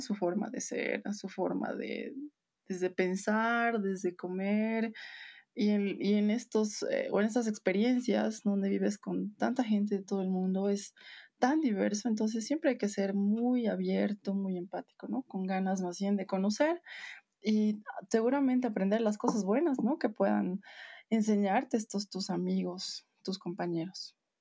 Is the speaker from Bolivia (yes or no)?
yes; Bolivia; moved away as an adult; era lo que siempre te recordaba de dónde eres